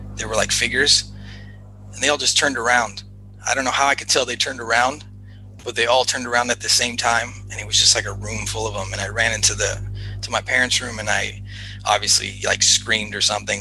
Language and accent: English; Los Angeles, California, United States; growing up in Los Angeles, you're like surrounded by by the movie industry